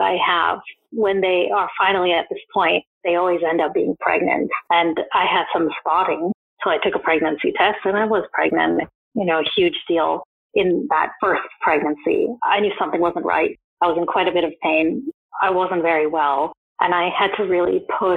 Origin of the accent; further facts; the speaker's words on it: United States; moved away as an adult; now in United Kingdom; I'm not from the UK, I'm from the States